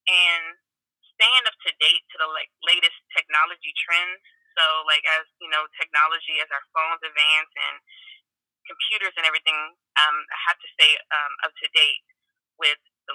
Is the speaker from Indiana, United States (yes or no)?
yes; Gary, Indiana, United States; I'm from Gary, Indiana